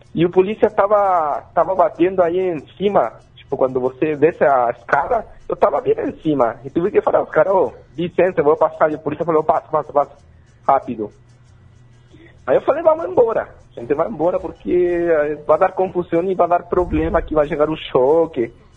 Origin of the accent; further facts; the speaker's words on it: Chile; Portuguese is a second language; now in Brazil; eu sou chileno